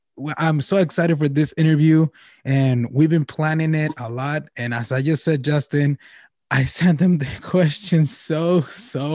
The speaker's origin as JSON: {"language": "English", "town": "Nogales", "region": "Sonora", "country": "Mexico", "tie": "born or raised there", "moved": "yes", "said": "I'm from Mexico"}